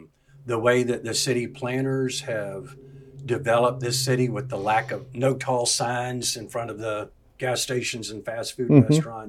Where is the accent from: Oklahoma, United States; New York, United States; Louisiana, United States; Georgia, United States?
Georgia, United States; Atlanta; moved away as an adult; also born or lived in Decatur, Georgia / South Carolina / Florida; now in Peachtree City, United States; Born and raised in Metro Atlanta.